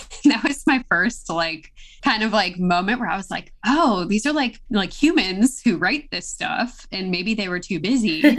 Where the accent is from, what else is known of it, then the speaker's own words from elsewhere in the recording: Chicago suburbs, Illinois, United States; I grew up in the Midwest, like in the Chicago suburbs